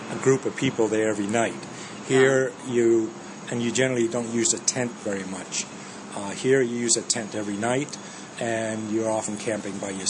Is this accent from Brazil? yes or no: no; Ontario, Canada; also born or lived in Denmark; I'm from uh, Canada, a uh, small town south of Toronto.